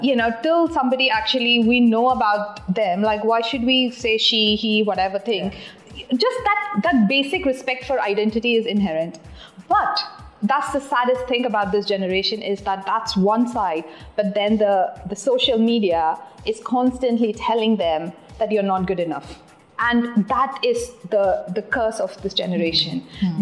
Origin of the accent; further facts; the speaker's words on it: Delhi, India; moved away as an adult; also born or lived in United Kingdom / Mumbai; growing up in Delhi